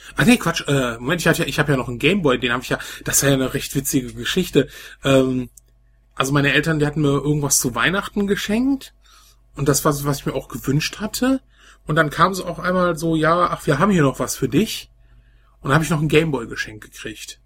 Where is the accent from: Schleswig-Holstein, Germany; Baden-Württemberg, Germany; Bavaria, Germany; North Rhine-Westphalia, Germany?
North Rhine-Westphalia, Germany; Velbert; bei uns in Felbert so ein Laden